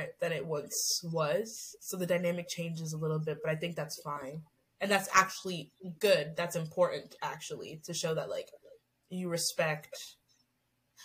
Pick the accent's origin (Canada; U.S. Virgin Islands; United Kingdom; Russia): Canada; we're Canadian and we're in the Commonwealth